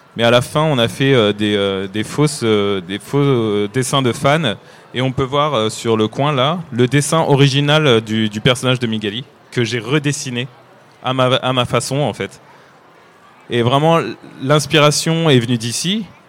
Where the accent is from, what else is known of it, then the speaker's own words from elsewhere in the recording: France; accent: French (not Québécois); also born or lived in Nantes; comme vous pouvez l'entendre à mon accent, je ne suis pas québécois, mais je suis français et j'habite à Nantes